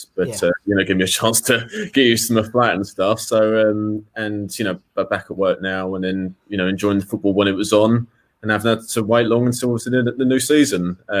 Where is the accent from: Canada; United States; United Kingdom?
United Kingdom; Whitechapel, London; born there; I was born in Whitechapel, so, you know, not far from, obviously, West Ham.